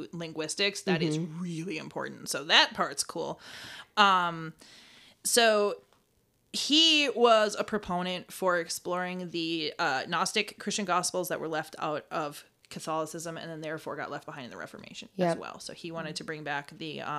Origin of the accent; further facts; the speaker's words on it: Rhinelander, Wisconsin, United States; I was born in Rhinelander